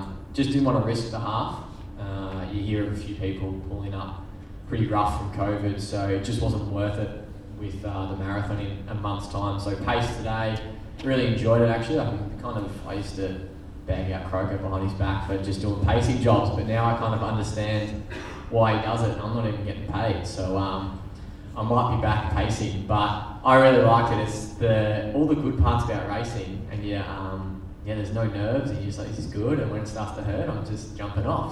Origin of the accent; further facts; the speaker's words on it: Bendigo, Victoria, Australia; also born or lived in Brisbane; being a country boy, like, you just drive the commie into the town in Bendigo